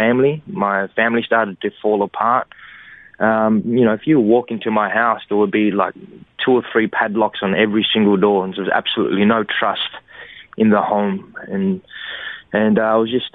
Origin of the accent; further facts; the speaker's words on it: Cabramatta, New South Wales, Australia; growing up in Cabramatta